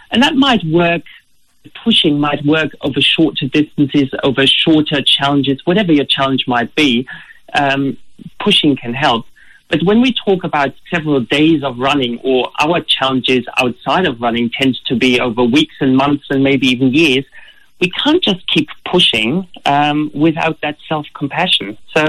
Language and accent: English; Germany; English is a second language; now in Australia; As you can hear from my accent, originally I'm not Australian. I come from Germany.